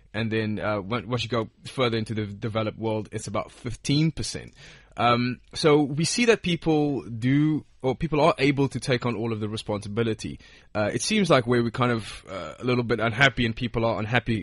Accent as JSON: {"language": "English", "country": "South Africa", "said": "where I'm from, I'm from South Africa"}